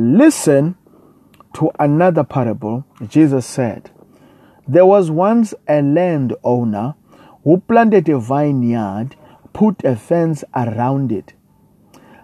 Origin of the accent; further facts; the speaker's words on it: South Africa; I come all the way from South Africa